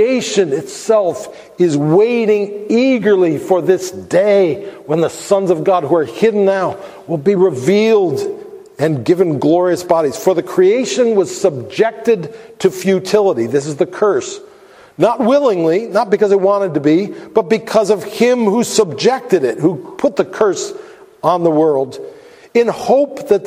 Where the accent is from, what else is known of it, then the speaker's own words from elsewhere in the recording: United States; we have as American Christians